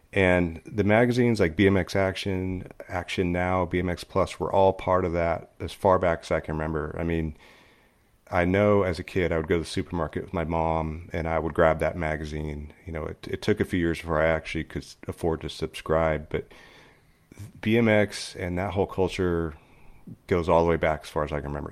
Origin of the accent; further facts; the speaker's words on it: Upland, California, United States; I grew up in Upland, California, which is the eastern edge of L A County